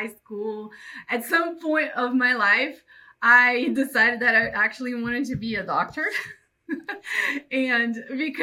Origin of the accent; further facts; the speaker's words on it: Belém, Pará, Brazil; English is a second language; moved away as an adult; also born or lived in São Paulo, Brazil / Modesto, United States; now in Los Angeles, United States; I'm from Brazil, from the north part of Brazil, in a town called Belém